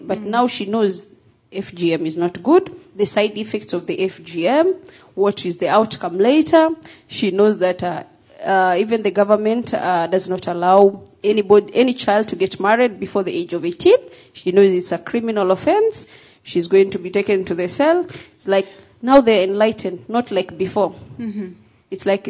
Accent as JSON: {"language": "English", "country": "Somalia", "said": "People like me. I come from the Somali community."}